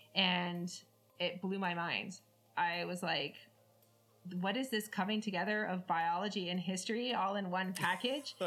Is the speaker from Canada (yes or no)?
yes; Canada; I'm Canadian, so I had French.